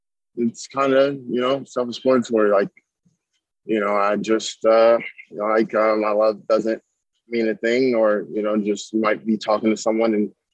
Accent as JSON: {"language": "English", "region": "Minnesota", "country": "United States", "tie": "born or raised there", "said": "I went to the library growing up in Minnesota when we were in Minnesota"}